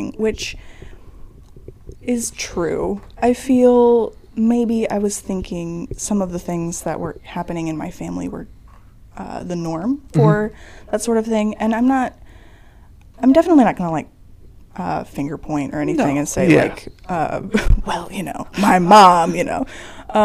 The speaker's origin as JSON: {"language": "English", "town": "Roseville", "region": "Illinois", "country": "United States", "said": "I am from Roseville, Illinois. Nowhere near Chicago"}